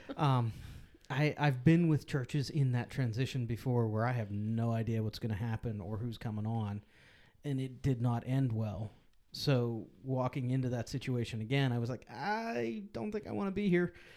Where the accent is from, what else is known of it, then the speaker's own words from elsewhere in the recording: Pittsburgh, Pennsylvania, United States; now in Lebanon, United States; I grew up in Pittsburgh